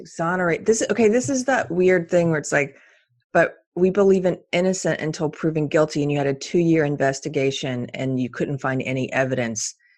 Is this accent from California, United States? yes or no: no; Texas, United States; my rights as a Texan